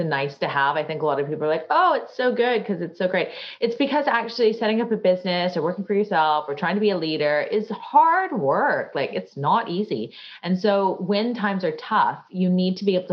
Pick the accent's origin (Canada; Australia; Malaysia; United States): Canada; now in London, United Kingdom; I grew up in Canada